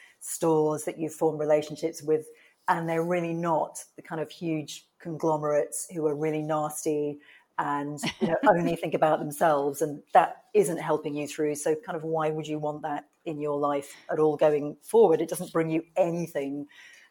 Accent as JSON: {"language": "English", "town": "Tunbridge Wells", "region": "South East England", "country": "United Kingdom", "tie": "born or raised there", "also_born_or_lived": "Brighton / New York / India", "moved": "as an adult", "said": "I was born in the UK and I grew up in a town called Tunbridge Wells, which is in Kent in the south of England"}